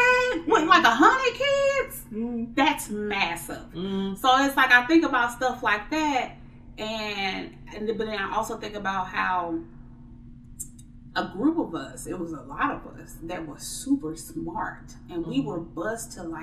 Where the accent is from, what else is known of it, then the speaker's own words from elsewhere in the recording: St. Louis, Missouri, United States; I am from St. Louis, Missouri